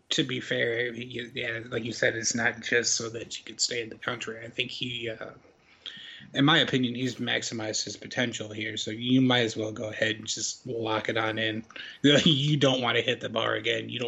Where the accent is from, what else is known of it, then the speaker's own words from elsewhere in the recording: Canada; But I'm like, yeah, but I'm Canadian.